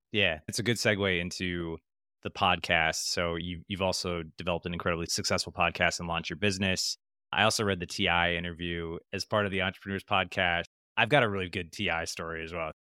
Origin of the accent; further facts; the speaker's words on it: Wisconsin, United States; I'm from Wisconsin